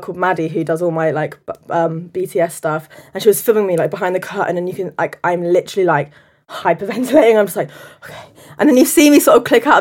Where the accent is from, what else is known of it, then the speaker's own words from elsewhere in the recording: London, United Kingdom; I'm 22 years old. I'm from North London